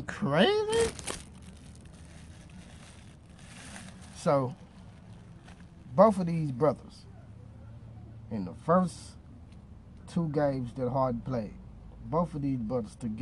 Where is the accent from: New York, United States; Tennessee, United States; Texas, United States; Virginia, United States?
Tennessee, United States; Memphis; Let me take it back to my hometown, man. I want to go back to Memphis for a minute.